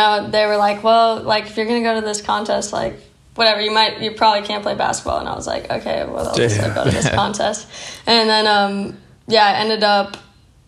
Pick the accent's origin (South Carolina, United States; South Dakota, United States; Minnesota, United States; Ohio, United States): Minnesota, United States; Stillwater; I grew up in Stillwater, Minnesota